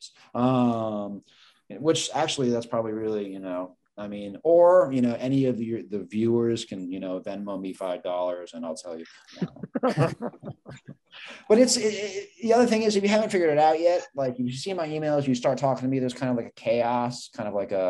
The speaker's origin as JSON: {"language": "English", "region": "New York", "country": "United States", "tie": "born or raised there", "said": "I grew up in New York"}